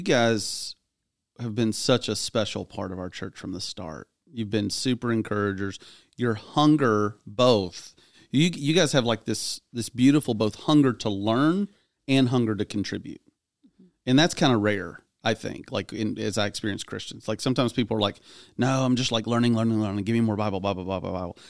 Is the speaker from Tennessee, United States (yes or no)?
yes; Clarksville, Tennessee, United States; my hometown